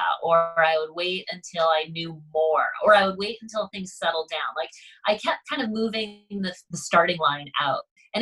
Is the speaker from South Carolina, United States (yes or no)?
no; Concord, Massachusetts, United States; I grew up right outside of Concord, Massachusetts